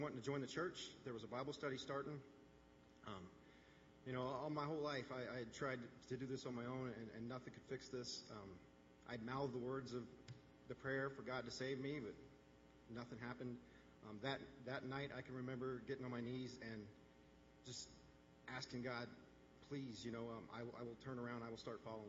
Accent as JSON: {"language": "English", "region": "Indiana", "country": "United States", "tie": "born or raised there", "moved": "as an adult", "lives_now": "Wisconsin, United States", "said": "I grew up in Indiana"}